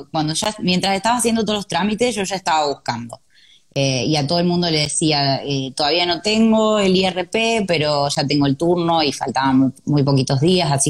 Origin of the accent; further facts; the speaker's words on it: Argentina; moved away as an adult; now in Ireland; cuando yo salí de Argentina, no sabía tampoco qué día iba a entrar a Irlanda